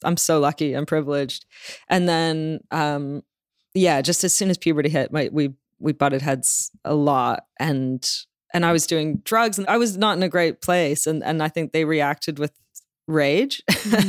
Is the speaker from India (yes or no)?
no; Toronto, Ontario, Canada; moved away as an adult; also born or lived in London, United Kingdom; now in Los Angeles, United States; I grew up in Toronto